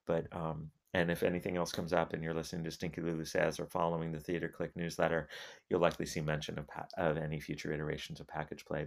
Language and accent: English; Albuquerque, New Mexico, United States; moved away; I'm from New, Albuquerque. I've lived, I lived in Albuquerque for most of the fir, for the first decade of this, of this century.